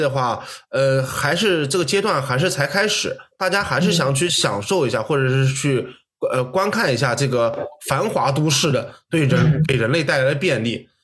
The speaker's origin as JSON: {"language": "Chinese", "country": "China", "moved": "yes", "said": "我们中国人"}